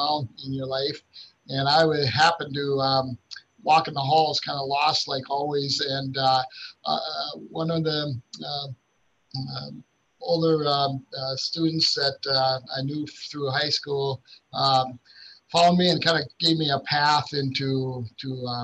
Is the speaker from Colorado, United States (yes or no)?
no; Grand Forks, North Dakota, United States; Grand Forks, North Dakota is my hometown. Went to high school here